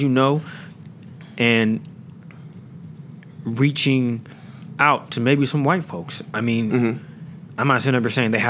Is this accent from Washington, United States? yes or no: yes; Seattle, Washington, United States; I'm from Seattle.